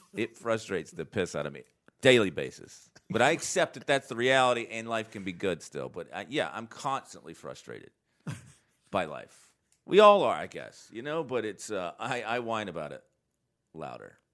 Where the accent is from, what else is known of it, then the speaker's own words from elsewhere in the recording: North Carolina, United States; I was raised here in North Carolina